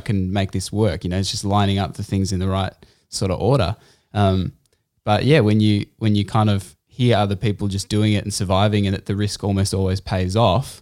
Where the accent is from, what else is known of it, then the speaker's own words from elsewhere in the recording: Canberra, Australian Capital Territory, Australia; moved away; I grew up in Canberra.